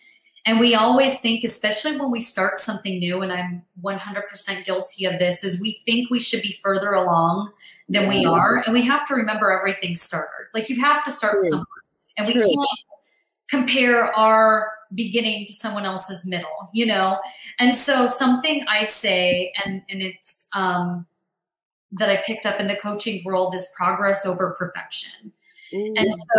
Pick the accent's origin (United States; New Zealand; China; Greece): Greece; …, …, Greek, like I'm from Greece, Greek.com.